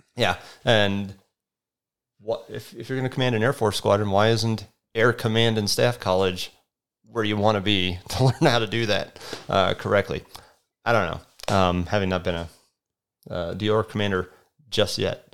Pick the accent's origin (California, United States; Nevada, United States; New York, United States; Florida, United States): Nevada, United States; Las Vegas; moved away; I grew up in Las Vegas. Like, my parents moved there in, what year? nineteen ninety, um, and when I was in third grade. And so I'm basically a Las Vegas kid